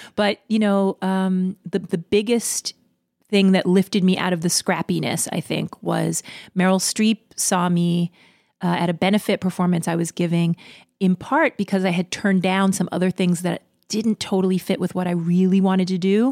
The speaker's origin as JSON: {"language": "English", "town": "New York City", "region": "New York", "country": "United States", "said": "I'm from Queens"}